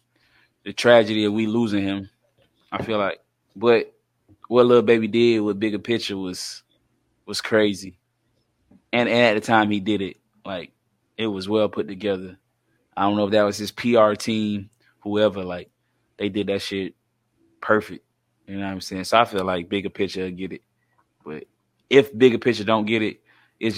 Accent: South Carolina, United States; we from Carolina.

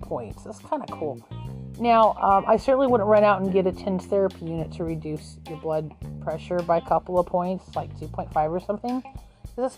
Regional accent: Arizona, United States; moved away; I'm originally from Arizona

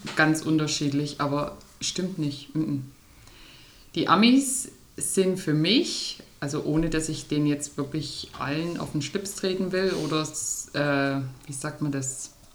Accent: East Germany, Germany; also born or lived in United States; was ich so eher als Ostdeutsche empfinde

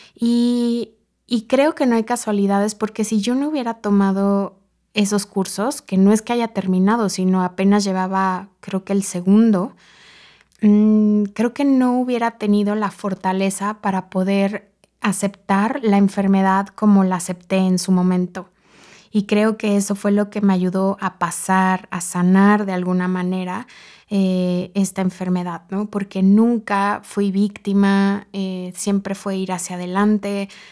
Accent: Mexico City, Mexico; soy originaria de la Ciudad de México

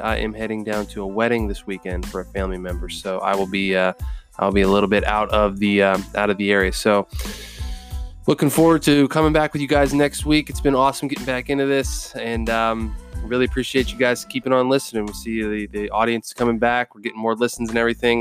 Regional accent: Pennsylvania, United States; I'm from Pennsylvania

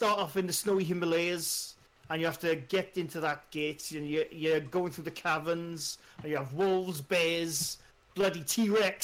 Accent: South Wales, United Kingdom; I'm from the Welsh deep south

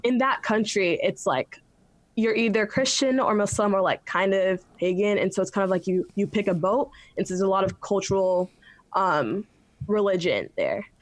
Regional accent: Westerville, Ohio, United States; also born or lived in Silver Spring, Maryland; Moved to Ohio, Westerville, Ohio, when I was like young. So I call like Ohio home

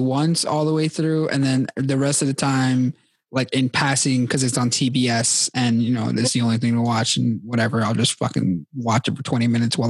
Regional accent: New York City, New York, United States; accent: New York; We're from Queens, baby. Born and raised.

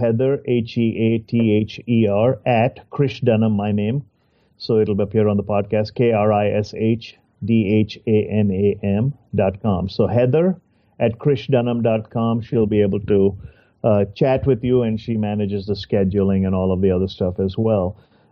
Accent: India; moved away as an adult; now in United States; I also grew up in the same country you're talking about, and I also speak, I still have an accent

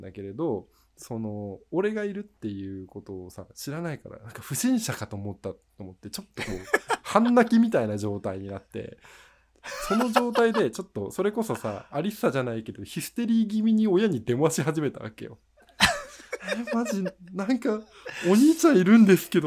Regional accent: Sendai, Miyagi, Japan; 僕の地元帰省して映画を見

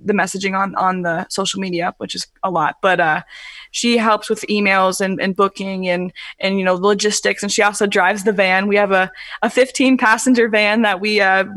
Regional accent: Kentucky, United States; moved away as an adult; now in Cincinnati, United States; I was born in Cincinnati, Ohio. And then I moved to Kentucky like when I was really young, and I lived there. And then we just moved back to Cincinnati, Ohio, I think like 3 or 4 months ago

